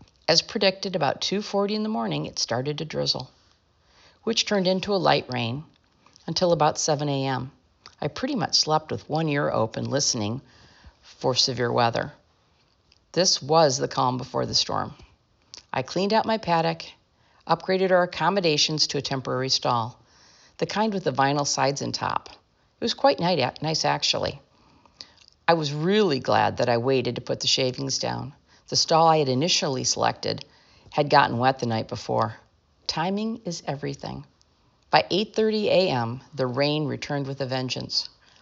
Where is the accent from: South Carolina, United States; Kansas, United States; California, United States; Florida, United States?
Florida, United States; Did I mention I was from Florida?